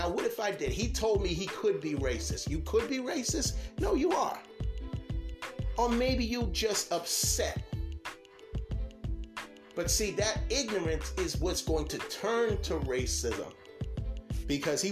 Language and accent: English; United States; I'm American because I was born in this country